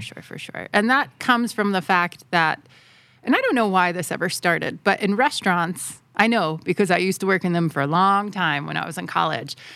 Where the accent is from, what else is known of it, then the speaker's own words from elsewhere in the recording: Southeast, United States; moved away as an adult; now in Thailand; in the southeast where I'm from